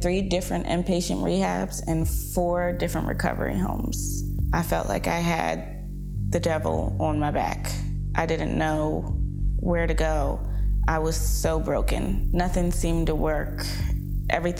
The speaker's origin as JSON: {"language": "English", "town": "Hagerstown", "region": "Maryland", "country": "United States", "said": "I'm from Hagerstown"}